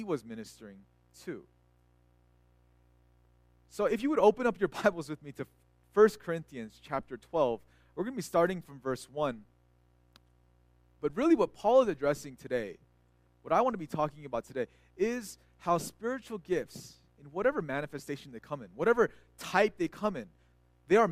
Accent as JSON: {"language": "English", "region": "California", "country": "United States", "tie": "born or raised there", "also_born_or_lived": "Texas", "moved": "yes", "said": "they're Korean Americans like I was, and I grew up in California"}